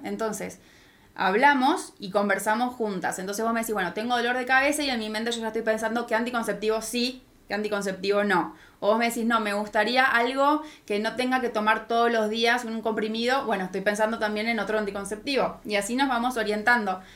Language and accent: Spanish; Argentina; moved away as an adult; now in Mexico; soy de Argentina, por eso mi acento